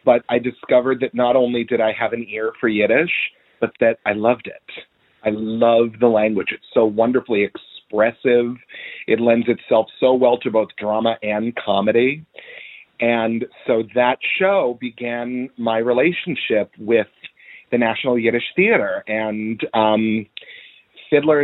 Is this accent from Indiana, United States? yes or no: yes; Indiana, United States; moved away as an adult; now in New York City, United States; I'm Jewish, but I'm from Indiana